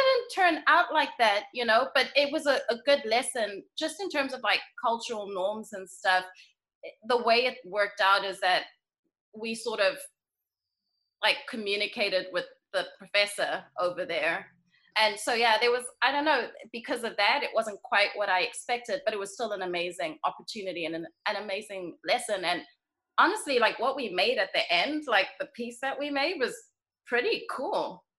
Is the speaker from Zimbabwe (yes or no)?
yes; Bulawayo, Zimbabwe; also born or lived in England / Botswana; I was born in Zimbabwe, in Bulawayo, Zimbabwe. And then my parents moved to England shortly after I was born, and then back to Zimbabwe, and then to Botswana, but kept me in school in Zimbabwe. So I split my time between Botswana and Zimbabwe.